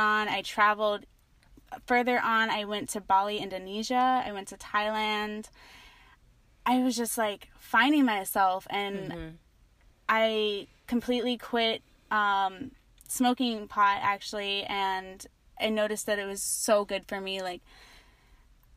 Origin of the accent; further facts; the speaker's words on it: Asheville, North Carolina, United States; now in Hawaii, United States; I started off just growing up in Asheville, North Carolina.